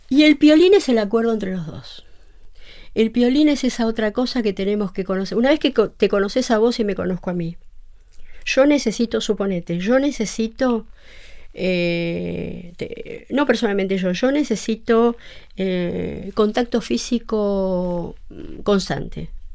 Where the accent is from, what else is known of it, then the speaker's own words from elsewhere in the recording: Buenos Aires, Argentina; soy psicóloga de Buenos Aires